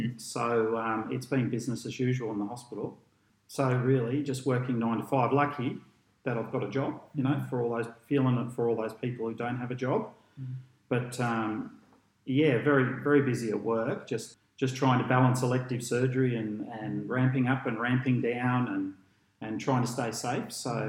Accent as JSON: {"language": "English", "town": "Port Fairy", "region": "Victoria", "country": "Australia", "tie": "born there", "said": "Born in Port Fairy in Victoria. That's just a lovely little place on the Great Ocean Road there."}